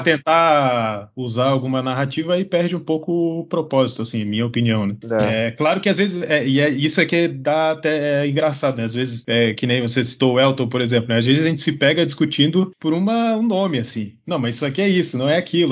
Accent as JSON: {"language": "Portuguese", "country": "Brazil", "said": "sou lá do Brasil"}